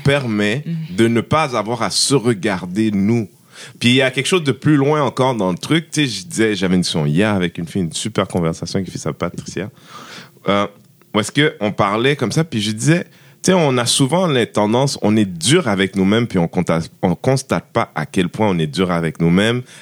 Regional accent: Haiti; moi je suis haïtien

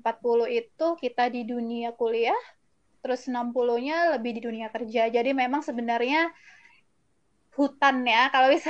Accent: Malang, East Java, Indonesia; moved away as an adult; now in Jakarta, Indonesia; Jadi aku aslinya dari Malang

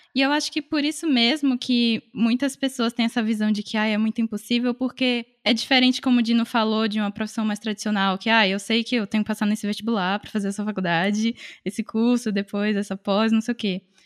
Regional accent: Salvador, Bahia, Brazil; moved away as an adult; now in São Paulo, Brazil; quando eu me mudei para São Paulo, eu sou de Salvador, é, eu vim fazer faculdade

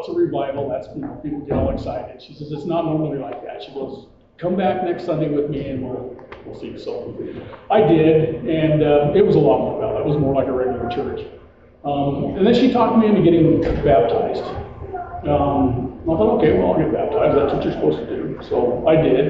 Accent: Twin Falls, Idaho, United States; moved away as an adult; now in Boise, United States; I'm from Idaho. I was raised in Twin Falls. I've been living here in Boise for 37 years

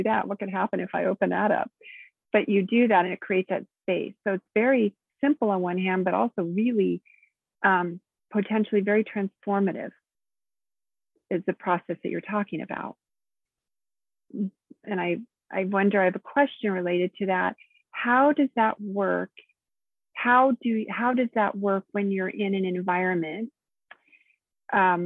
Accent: Nevada, United States; moved away; I'm from Nevada and I only knew my place and that's all I knew

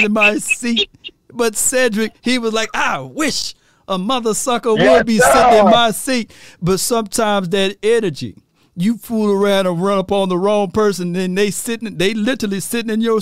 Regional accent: Mississippi, United States; I'm from Mississippi

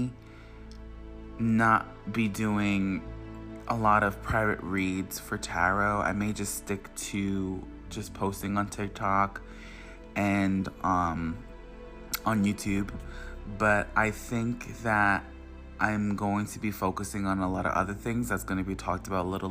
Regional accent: Long Island, New York, United States; I'm from Long Island, New York

